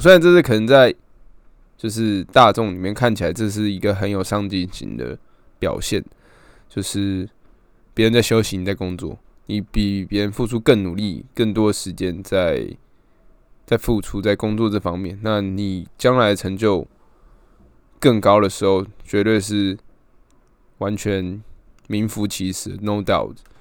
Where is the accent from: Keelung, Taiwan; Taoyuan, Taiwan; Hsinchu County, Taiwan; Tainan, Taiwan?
Keelung, Taiwan; also born or lived in Taipei; 我原本在台北念书，然后我就在台北租房这样，那我之后回来基隆以后